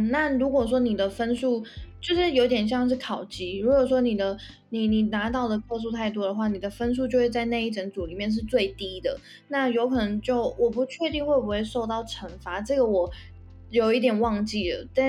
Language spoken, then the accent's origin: Chinese; Taiwan; also born or lived in Xiamen, China; 小时候是在台湾长大